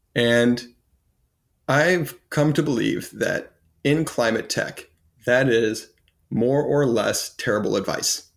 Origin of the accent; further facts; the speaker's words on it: United States; as an American